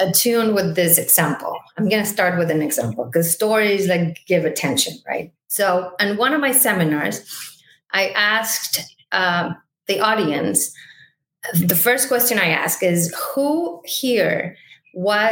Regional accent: Mexico City, Mexico; moved away as an adult; now in United States; I am originally from Mexico City. I moved to the United States tomorrow, 14 years ago

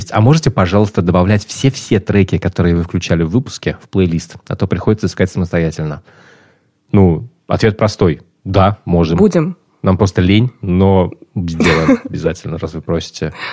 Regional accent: Russia; moved away; Я уехал из России в 2013 году.

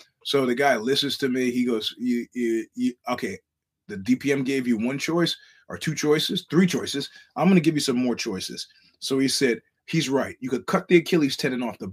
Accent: New York, United States; now in California, United States; I'm a New Yorker

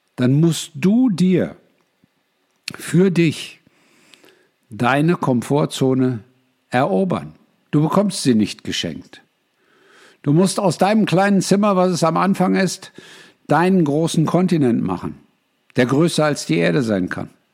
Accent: Germany; moved away; ich bin früher mal Deutscher gewesen

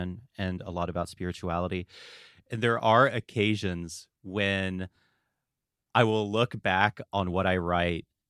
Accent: Asheville, North Carolina, United States; I grew up in Western North Carolina in the Asheville area

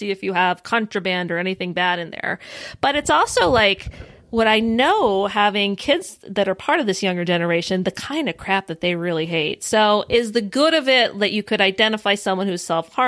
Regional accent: United States; we as American women

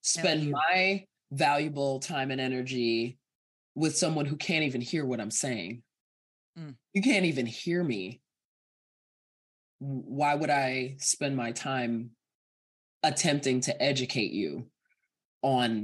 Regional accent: Evanston, Illinois, United States; also born or lived in Guyana; a Guyanese immigrant growing up in Evanston

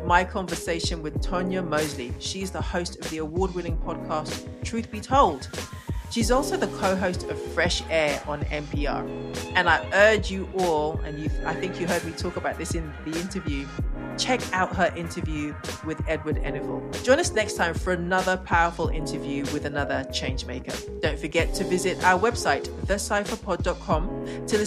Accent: United Kingdom; also born or lived in Ghana; I'm British as well and Ghanaian

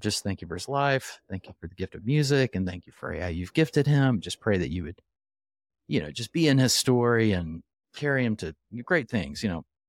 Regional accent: Oklahoma City, Oklahoma, United States; I grew up in Oklahoma City

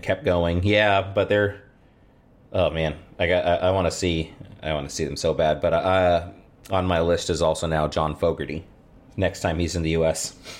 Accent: about an hour from Lodi, California, United States; now in Rock Valley, United States; just a little over an hour from where I grew up

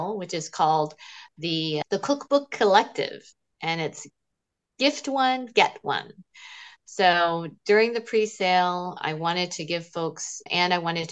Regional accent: Smyrna, Georgia, United States; growing up in Smyrna, Georgia

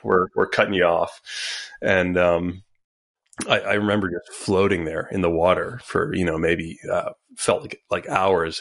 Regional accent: Montauk, New York, United States; I grew up in Long Island

